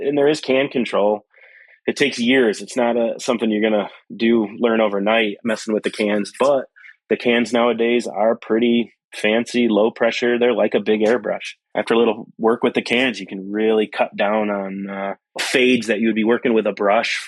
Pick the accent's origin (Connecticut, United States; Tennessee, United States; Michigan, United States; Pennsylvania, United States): Michigan, United States; Flint; also born or lived in Pittsburgh; I'm from Flint area and Flint, Detroit, up here in Michigan